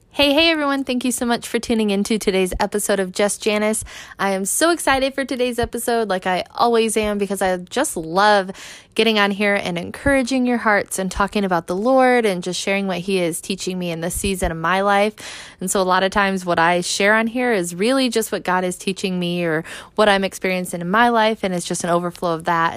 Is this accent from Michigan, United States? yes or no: yes; Michigan, United States; I'm originally from Michigan